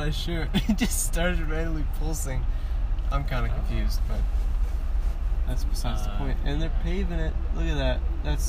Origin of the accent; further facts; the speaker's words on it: Geneva, United States; also born or lived in Thornwood; I was born in Geneva, but we still had a house in Thornwood.